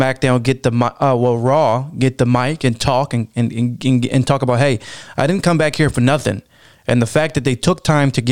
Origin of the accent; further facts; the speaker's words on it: Baltimore, Maryland, United States; accent: Baltimore; My Baltimore accent